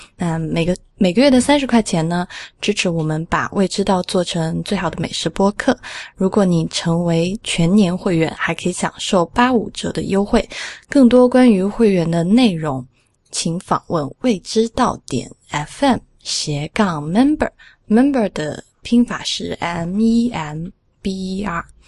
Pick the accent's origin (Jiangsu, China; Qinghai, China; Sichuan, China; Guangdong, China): Sichuan, China; 我们四川话叫复合酱油